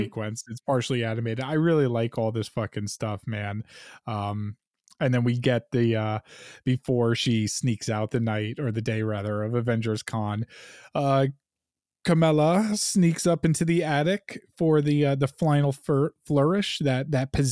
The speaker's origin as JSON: {"language": "English", "town": "Stony Brook", "region": "New York", "country": "United States", "tie": "born or raised there", "said": "Stony Brook, my hometown"}